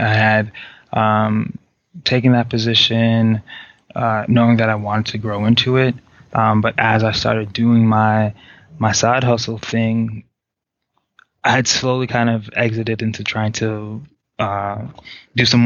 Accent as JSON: {"language": "English", "town": "New York City", "region": "New York", "country": "United States", "tie": "born or raised there", "also_born_or_lived": "Haiti", "said": "originally I was born in Haiti. I moved here when I was really, really young. Just got to, you know, experience the whole of the city. So I could say that I'm a New York native for sure."}